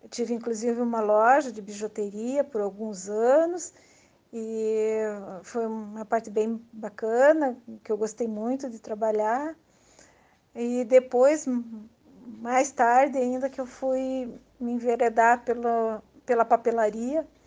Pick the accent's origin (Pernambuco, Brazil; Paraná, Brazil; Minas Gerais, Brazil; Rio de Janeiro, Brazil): Paraná, Brazil; Curitiba; sou de Curitiba, Paraná.